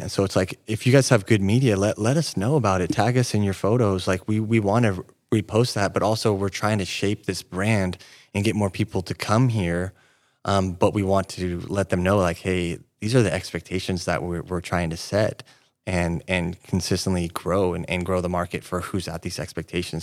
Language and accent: English; Yreka, California, United States; moved away as an adult; now in Redding, United States; I grew up in Wairika, um, eighteen years living there.